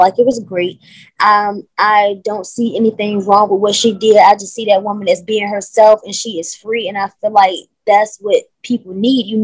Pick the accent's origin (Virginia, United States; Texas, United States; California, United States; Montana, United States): Virginia, United States; Norfolk; I am actually from Norfolk, Virginia, right? But my mom is from Newark, New Jersey, and that's my bloodline